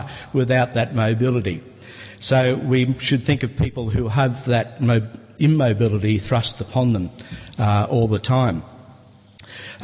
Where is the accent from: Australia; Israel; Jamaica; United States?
Australia; Sydney, New South Wales; I was born here in Sydney